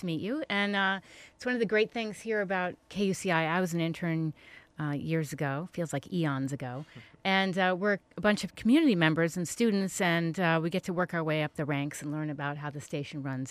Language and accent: English; East Coast, United States; now in California, United States; I'm from the East Coast